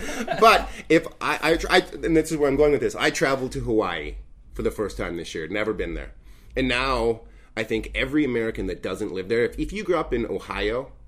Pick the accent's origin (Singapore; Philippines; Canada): Canada; The only reason I don't live there is because there's an imaginary line in the sand that says I'm not allowed to because I'm a Canadian.